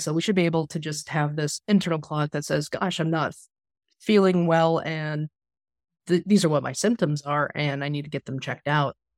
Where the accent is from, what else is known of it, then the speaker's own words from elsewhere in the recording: Kansas, United States; I'm a Midwesterner born and raised here in Kansas